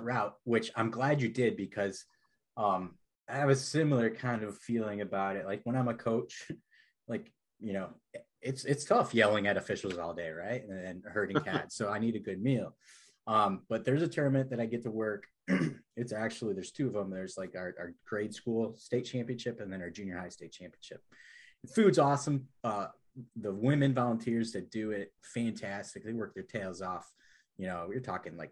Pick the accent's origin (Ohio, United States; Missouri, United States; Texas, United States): Ohio, United States; I'm from Ohio